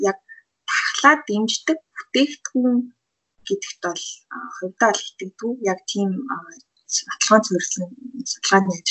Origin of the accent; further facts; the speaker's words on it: Mongolia; Монгол хүний хувьд